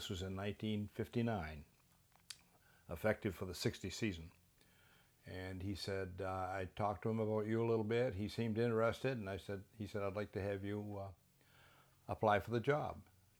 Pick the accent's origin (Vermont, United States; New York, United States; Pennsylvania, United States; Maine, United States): Maine, United States; Skowhegan; And I'm from Skowhegan, Maine, originally.